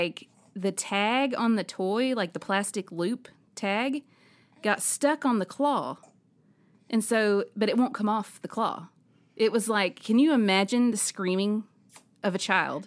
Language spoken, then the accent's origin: English; Alabama, United States; I'm from Alabama